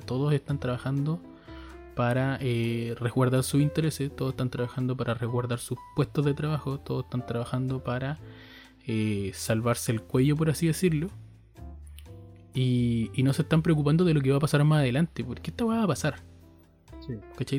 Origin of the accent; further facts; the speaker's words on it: Chile; nosotros como chilenos somos una raza penca